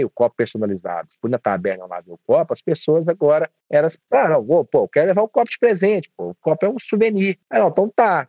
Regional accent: Divinópolis, Minas Gerais, Brazil; accent: mineiro; o meu sotaque, ele, até mesmo para os padrões de Divinópolis aqui, ele é um pouco mais

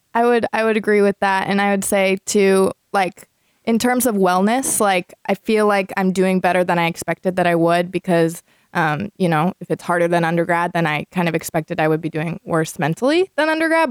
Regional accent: Cedar Rapids, Iowa, United States; now in Iowa City, United States; I'm from Cedar Rapids, so this is like closer to home

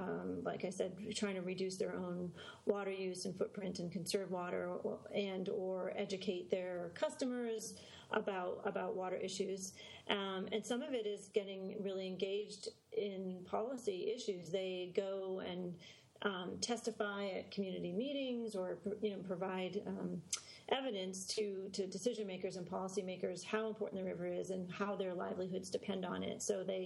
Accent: California, United States; I'm a surfer from Southern California

